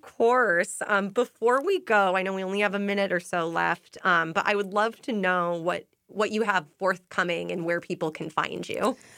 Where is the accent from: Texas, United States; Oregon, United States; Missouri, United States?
Oregon, United States; Portland; moved away as an adult; now in Boston, United States; I'm actually from Portland, Oregon